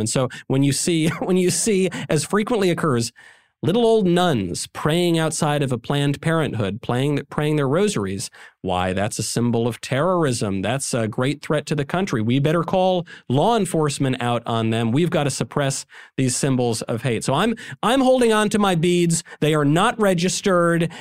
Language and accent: English; New York, United States; In New York, my home state